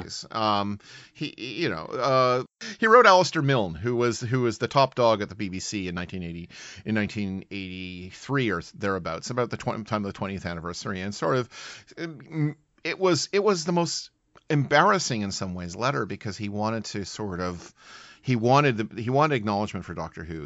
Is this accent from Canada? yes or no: yes; Canada; also born or lived in United Kingdom; as a Canadian who has lived in Britain